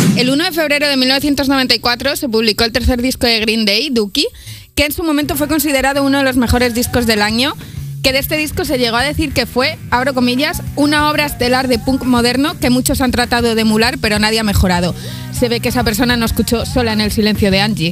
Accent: Zamora, Castile and León, Spain; soy de Zamora

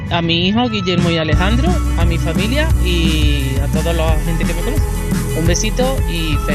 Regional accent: La Coronada, Córdoba, Andalusia, Spain; Eh, soy de la Coronada de Córdoba.

